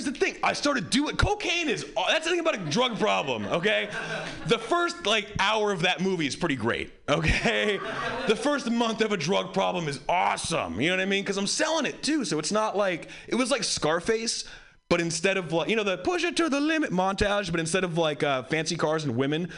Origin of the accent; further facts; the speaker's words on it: Hawaii, United States; I grew up white in Hawaii